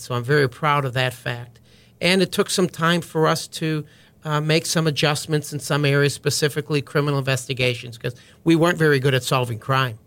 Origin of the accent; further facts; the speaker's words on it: Juneau, Wisconsin, United States; now in Fort Bend County, Texas, United States; Grew up in a small town of Juneau, uh, Wisconsin, a little over two thousand people